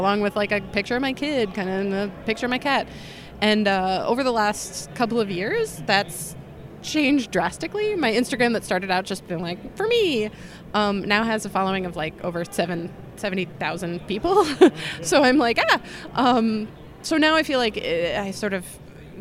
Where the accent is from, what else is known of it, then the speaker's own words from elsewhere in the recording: New York, United States; now in Chicago, United States; I'm from New York originally